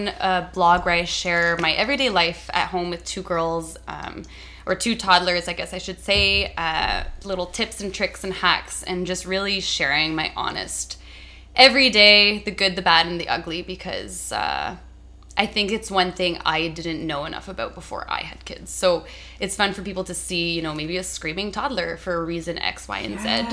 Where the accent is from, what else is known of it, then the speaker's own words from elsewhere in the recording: Ottawa, Ontario, Canada; I am born and raised in Ottawa.